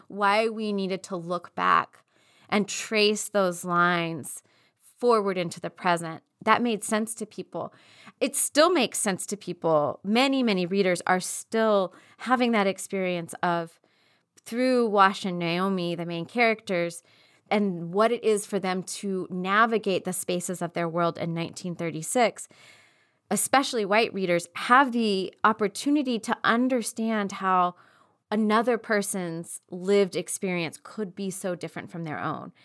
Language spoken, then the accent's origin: English; East Texas, United States; growing up in East Texas